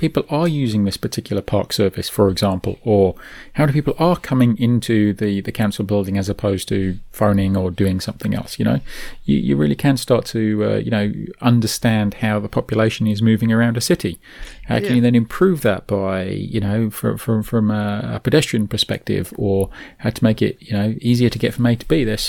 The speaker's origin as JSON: {"language": "English", "country": "New Zealand", "said": "Anyway, we're from New Zealand. We've mentioned that, I think."}